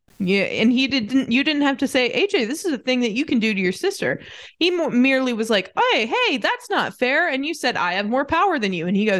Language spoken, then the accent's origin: English; United States; now in United Kingdom; that's my right as an American.